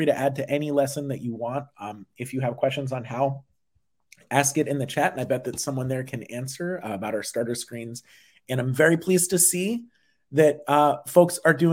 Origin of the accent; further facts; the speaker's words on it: Massachusetts, United States; Massachusetts, my home state